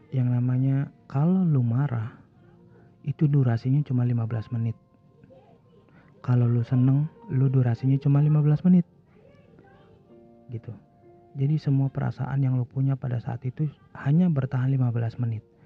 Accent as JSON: {"language": "Indonesian", "town": "Bekasi", "region": "West Java", "country": "Indonesia", "lives_now": "Jakarta, Indonesia", "said": "gue mau pulang kampung ke Bekasi"}